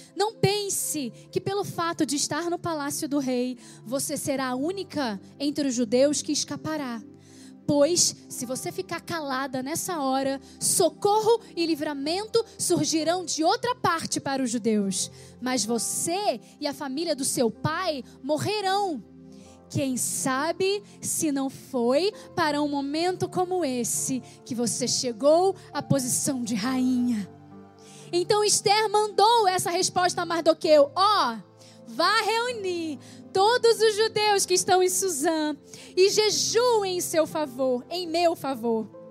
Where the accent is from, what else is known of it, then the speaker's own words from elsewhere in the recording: Rio de Janeiro, Brazil; moved away; also born or lived in Petrópolis; eu vim para a cidade do Rio de Janeiro, que é a minha cidade natal, eu sou carioca